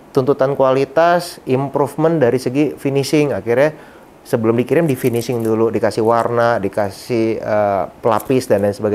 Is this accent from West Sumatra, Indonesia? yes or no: yes; Padang, West Sumatra, Indonesia; Kebetulan saya orang Sumatera Barat, orang Padang gitu ya.